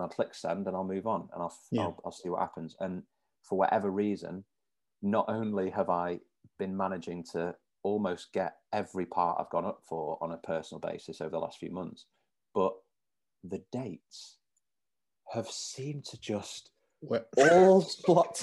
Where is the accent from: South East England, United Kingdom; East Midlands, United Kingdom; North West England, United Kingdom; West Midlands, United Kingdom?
North West England, United Kingdom; Manchester; I've lived here all my life